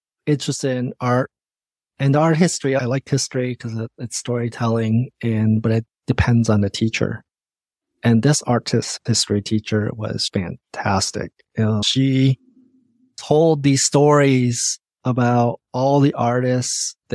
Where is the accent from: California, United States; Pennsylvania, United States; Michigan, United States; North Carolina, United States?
Michigan, United States; moved away as an adult; also born or lived in Indiana; now in Seattle, United States; Even through high school, I was growing up in the Midwest